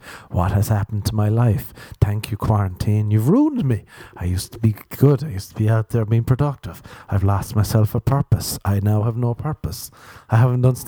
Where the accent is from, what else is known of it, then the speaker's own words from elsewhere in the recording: Ireland; growing up in Ireland